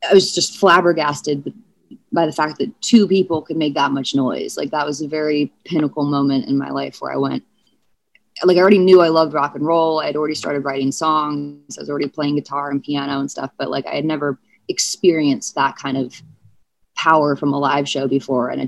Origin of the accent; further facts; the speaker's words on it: St. Louis, Missouri, United States; born there; I was born in St. Louis.